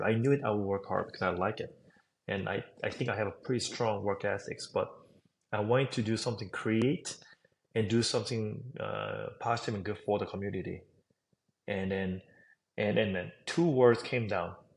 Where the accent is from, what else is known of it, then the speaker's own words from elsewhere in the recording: South Korea; English is a second language; moved away as an adult; also born or lived in New York; now in United States; I was raised in South Korea